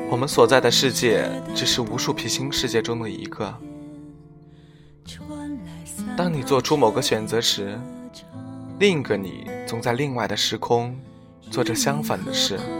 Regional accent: northern China, China; 我生于北方的一个普通的小县城

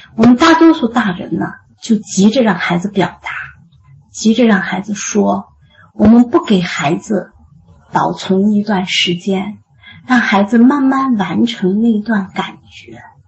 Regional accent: China; 我们中国人

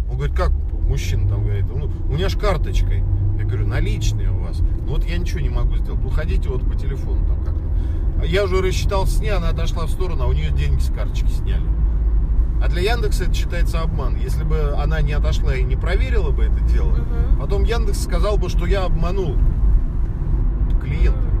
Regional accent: Moscow, Russia; я вот родился и вырос в Москве, я знаю Москву.

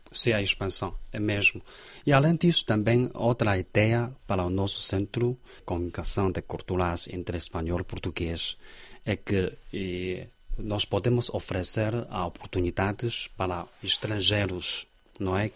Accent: Xi'an, Shaanxi, China; Portuguese is a second language; eu sou de Xi'an

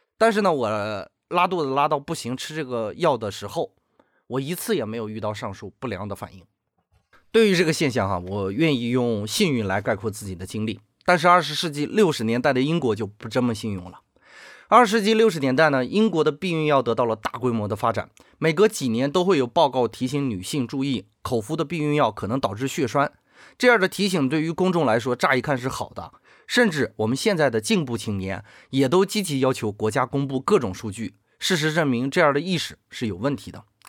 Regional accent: China; 我们中国人

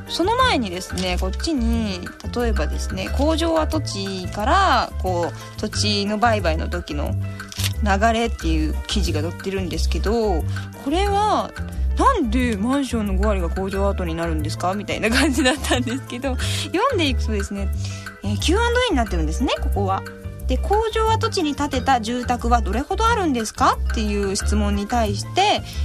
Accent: Kanagawa, Japan; 神奈川県生まれです。

